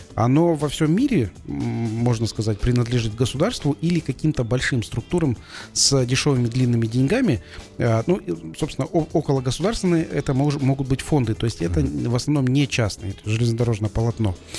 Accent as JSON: {"language": "Russian", "country": "Kazakhstan"}